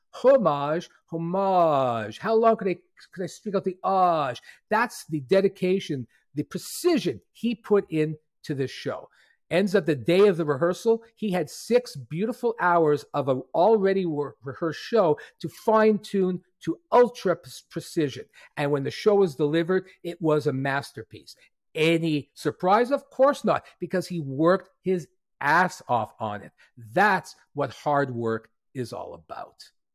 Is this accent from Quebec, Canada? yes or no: yes; Montreal, Quebec, Canada; C two Montreal, which is a creative gathering of thousands in my hometown